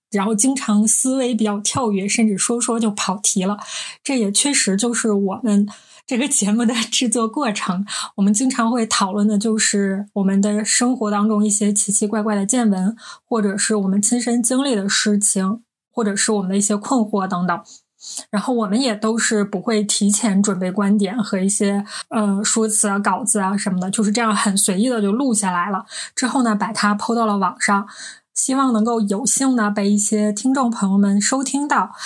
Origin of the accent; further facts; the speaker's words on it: Northeast China, China; 我们是三个来自东北的 ladies